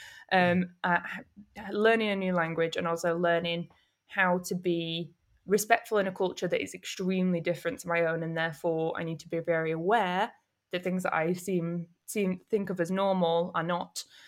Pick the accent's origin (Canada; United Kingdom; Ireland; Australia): United Kingdom; Manchester, North West England; moved away as an adult; also born or lived in Camden, London / Nagasaki; now in London, United Kingdom; I'm from North Manchester